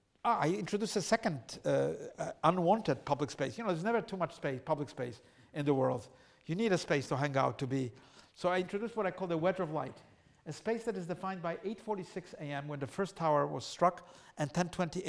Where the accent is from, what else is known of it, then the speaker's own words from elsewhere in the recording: Poland; now in New York, United States; I was an immigrant to New York. I come from Poland.